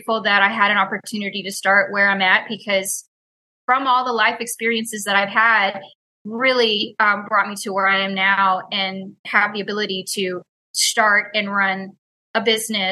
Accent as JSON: {"language": "English", "town": "Houston", "region": "Texas", "country": "United States", "tie": "born or raised there", "said": "I was born and raised in Houston"}